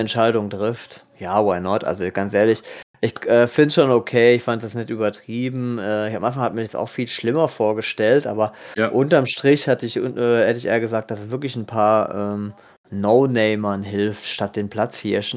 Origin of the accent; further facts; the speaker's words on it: Germany; wir so als Deutsche